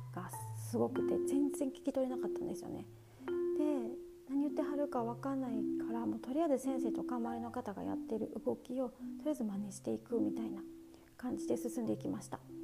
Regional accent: Osaka, Japan; accent: Kansai; moved away as an adult; also born or lived in India / Thailand; 私はですね大阪生まれ大阪育ちです

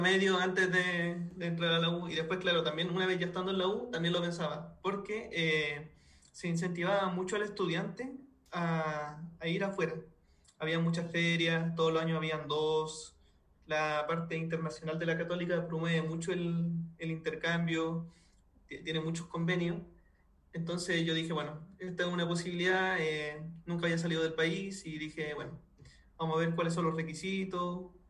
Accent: Chile; moved away as an adult; also born or lived in Spain; now in Germany; yo como chileno

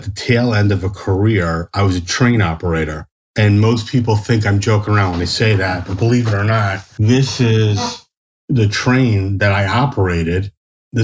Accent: New Jersey, United States; I'm born and raised in New Jersey

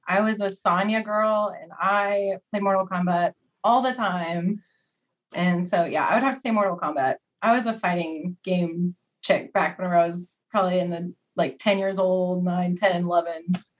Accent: Oklahoma, United States; also born or lived in Missouri; I'm from Oklahoma. I went to school in Missouri, graduated sports management degree. I now work for Special Olympics Oklahoma, and I love it. So this is kind of where I reside in Oklahoma.

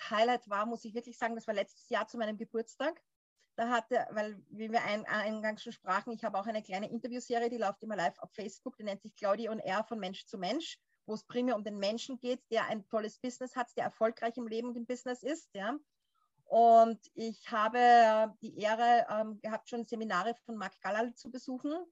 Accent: Austria; ich komme ja, wie gesagt, aus Österreich

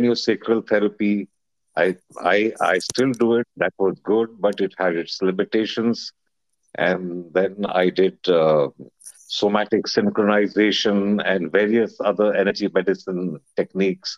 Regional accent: India; moved away as an adult; now in Hong Kong; I was born in India and I received my full education in India in some British schools

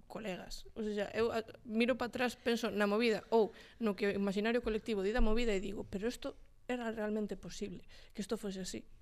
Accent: Santiago de Compostela, Galicia, Spain; eu son de Santiago e móvome por Santiago.

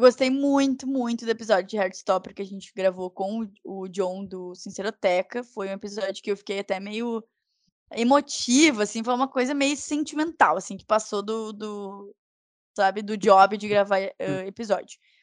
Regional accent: Porto Alegre, Rio Grande do Sul, Brazil; accent: porto-alegrense; eu fiz um sotaque super porto-alegrense

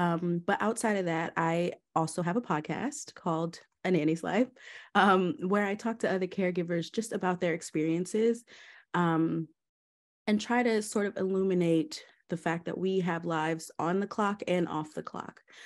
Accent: Georgia, United States; also born or lived in Maryland; I was born in Maryland, um, and moved to Georgia when I was about four years old

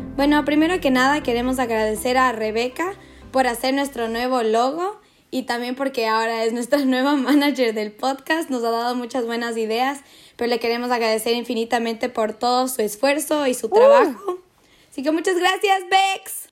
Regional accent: Quito, Pichincha, Ecuador; now in Netherlands; soy quiteña

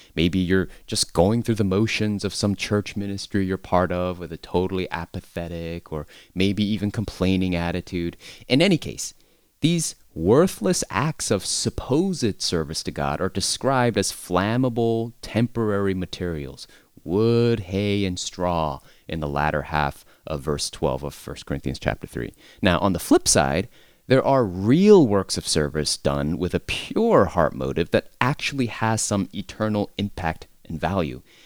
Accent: United States; as an American

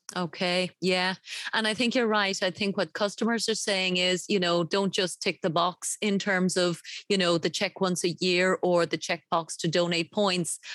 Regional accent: Ireland; my home country of Ireland

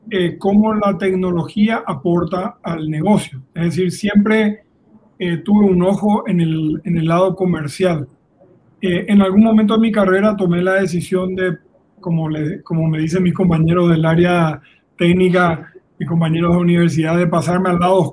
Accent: Paraguay; now in Colombia; notarás por el acento, no soy colombiano, soy un nómada del mundo. Colombia es mi sexto país, nuestro sexto país con mi esposa y con mis tres hijos, soy paraguayo.

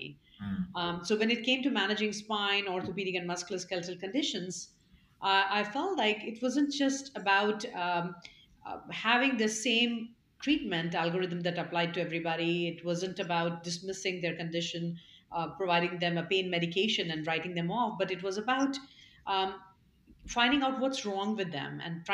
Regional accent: Bhilai, Chhattisgarh, India; moved away; I grew up in India. I was born in central India in a city called Bhilai.

